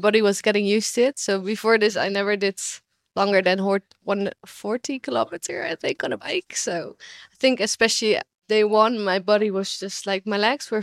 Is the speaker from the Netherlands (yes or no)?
yes; Netherlands; moved away as an adult; now in Rwanda; I'm from the Netherlands, so like, of course, we cycle